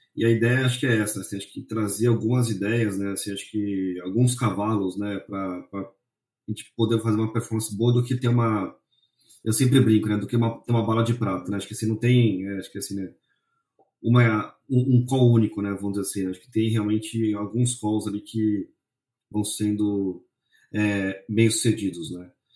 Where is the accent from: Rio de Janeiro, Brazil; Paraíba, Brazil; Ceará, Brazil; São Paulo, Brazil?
São Paulo, Brazil; eu sou aqui de São Paulo